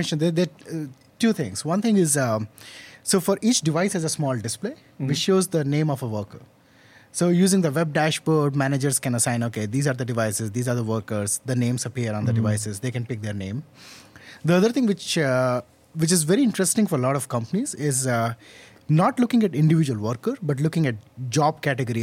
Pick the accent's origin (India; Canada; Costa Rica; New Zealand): India; moved away as an adult; also born or lived in Indiana, United States; now in New York, United States; I was born and brought up in India.